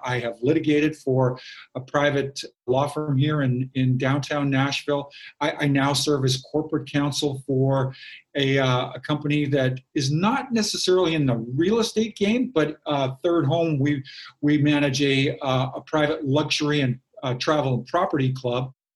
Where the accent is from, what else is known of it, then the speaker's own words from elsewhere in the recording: Kamloops, British Columbia, Canada; in my hometown of Kamloops, British Columbia